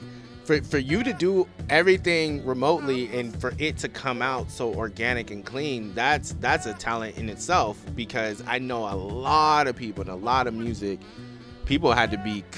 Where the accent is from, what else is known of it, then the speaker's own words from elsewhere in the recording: Los Angeles, California, United States; I'm from the West Coast. I'm from Los Angeles